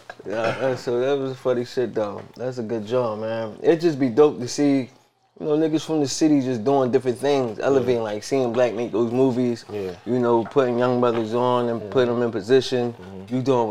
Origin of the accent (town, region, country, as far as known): Philadelphia, Pennsylvania, United States; born or raised there